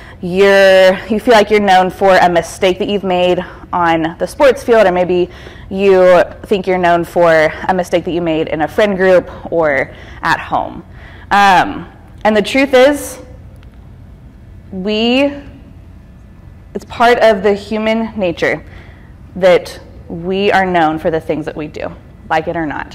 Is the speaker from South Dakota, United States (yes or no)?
no; East Cobb, Georgia, United States; I actually grew up right around here. I'm from East Cobb, and I went to Pope High School